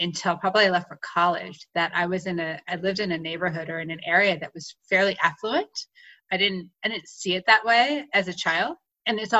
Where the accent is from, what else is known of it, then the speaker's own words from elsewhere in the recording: Clinton, New Jersey, United States; now in Colorado, United States; I grew up in a small town in New Jersey called Clinton.